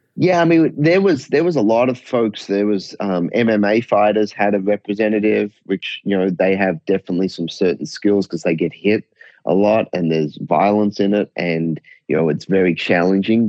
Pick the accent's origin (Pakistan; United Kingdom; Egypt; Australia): Australia; I was fortunate growing up in Australia.